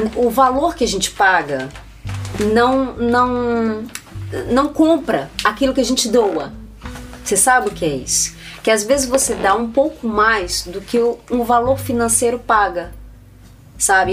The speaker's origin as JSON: {"language": "Portuguese", "region": "Minas Gerais", "country": "Brazil", "moved": "yes", "said": "nós somos de Minas Gerais"}